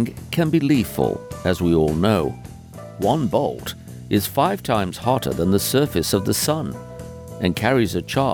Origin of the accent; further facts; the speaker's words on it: United Kingdom; being a Brit